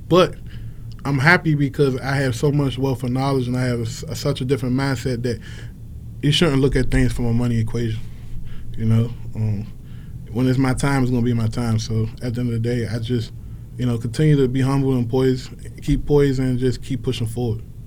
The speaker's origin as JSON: {"language": "English", "town": "Washington", "region": "District of Columbia", "country": "United States", "tie": "born or raised there", "said": "growing up in Washington D.C."}